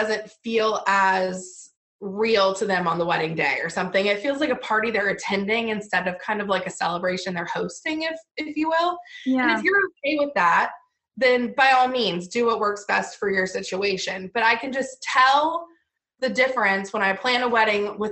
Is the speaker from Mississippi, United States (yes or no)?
no; Virginia, United States; moved away; I'm originally from Virginia